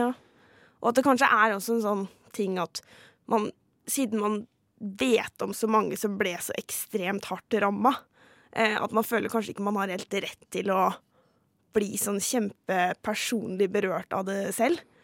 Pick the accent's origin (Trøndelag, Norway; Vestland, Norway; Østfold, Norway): Østfold, Norway; Halden; moved away as an adult; now in Oslo, Norway; Jeg var tolv år da 22.07 skjedde, og satt hjemme i Halden